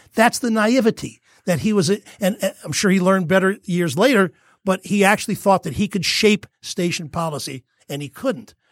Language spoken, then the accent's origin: English; New York, United States; moved away; growing up in New York